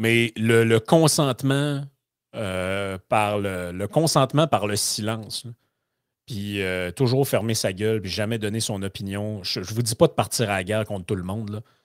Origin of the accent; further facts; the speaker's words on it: Quebec, Canada; par chez nous au Lac-Saint-Jean